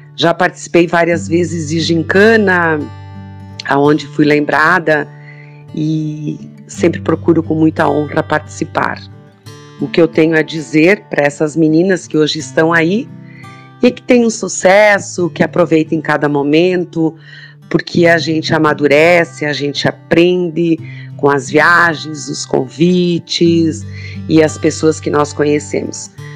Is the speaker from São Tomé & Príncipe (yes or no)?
no; Flores da Cunha, Rio Grande do Sul, Brazil; Eu uh, nasci no interior, em Otávio Rocha, mas estudei no San Rafael, no meu ensino fundamental 2, de quinto